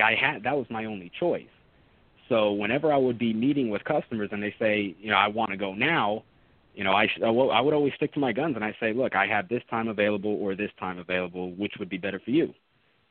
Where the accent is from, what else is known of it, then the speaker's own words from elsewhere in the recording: Orlando, Florida, United States; also born or lived in Jacksonville / Puerto Rico; I grew up in Orlando, moved to Jacksonville to study chemistry